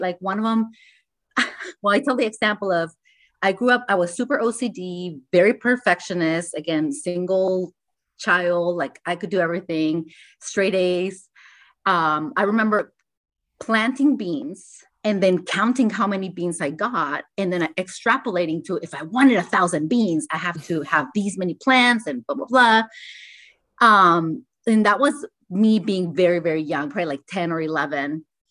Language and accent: English; Tijuana, Baja California, Mexico; I was born in Tijuana, and there's a lot of manufacturing there.